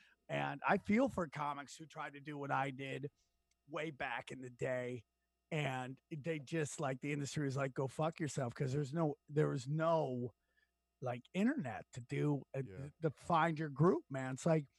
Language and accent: English; Syracuse, New York, United States; I grew up in Syracuse, New York area